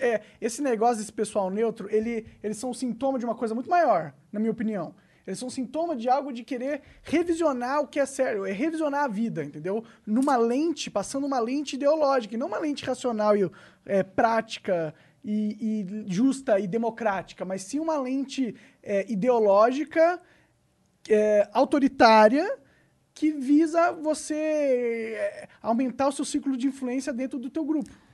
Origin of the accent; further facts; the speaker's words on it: São Paulo, Brazil; eu, sou paulista